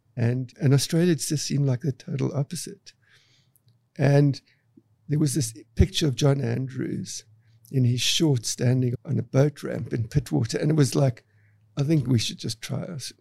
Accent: Cape Town, Western Cape, South Africa; I grew up in Cape Town, South Africa

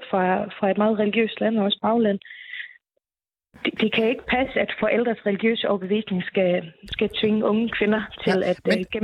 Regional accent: Faroe Islands; now in Denmark; nu kommer jeg jo fra Færøen og boede også på Færøen dengang

